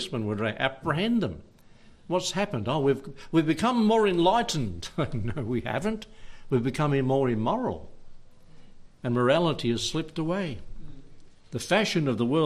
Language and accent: English; Warburton, Victoria, Australia; that's just the hospital I was born in, down at Warburton.